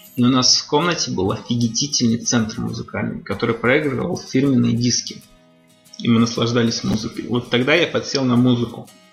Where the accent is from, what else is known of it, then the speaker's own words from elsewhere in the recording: Ukraine; moved away as an adult; also born or lived in Tajikistan; now in Russia; 10 лет я прожил в Украине, где получил, кстати, золотую медаль.